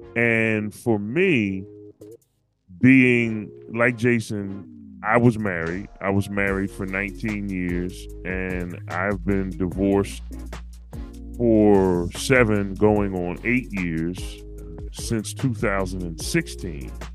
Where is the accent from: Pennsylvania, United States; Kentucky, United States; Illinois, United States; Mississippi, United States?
Pennsylvania, United States; I'm from Pennsylvania